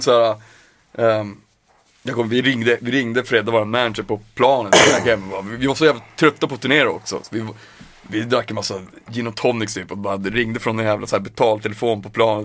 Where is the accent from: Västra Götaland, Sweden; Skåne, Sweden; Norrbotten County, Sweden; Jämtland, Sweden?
Norrbotten County, Sweden; Piteå; moved away; när jag var hemma i Piteå